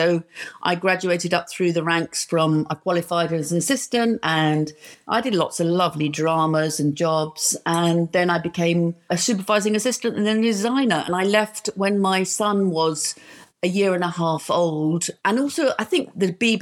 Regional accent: London, United Kingdom; as a girl growing up in London

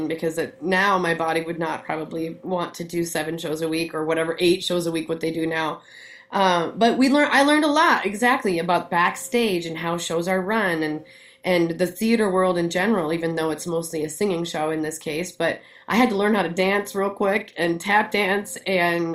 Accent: Scranton, North Dakota, United States; now in Minneapolis, United States; I grew up in Scranton

